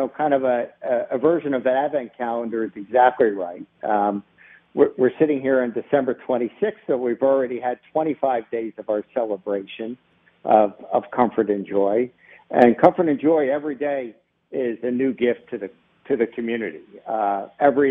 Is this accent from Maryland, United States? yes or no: yes; Baltimore, Maryland, United States; I'm a lifelong Baltimorean. I grew up in West Baltimore